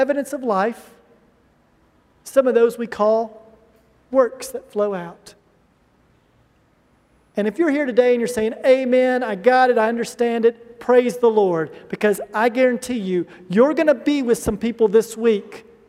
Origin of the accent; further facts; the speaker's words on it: United States; moved away; I'm from the United States